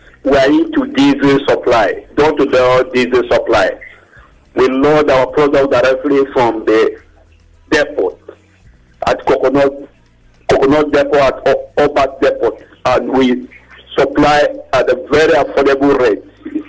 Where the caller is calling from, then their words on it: Ikoyi, Lagos, Nigeria; I'm calling from Ikoyi.